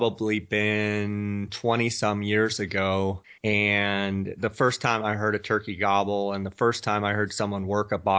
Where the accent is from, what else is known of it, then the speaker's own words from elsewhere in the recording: Scottsdale, Arizona, United States; I am actually in my hometown right now in Scottsdale, Arizona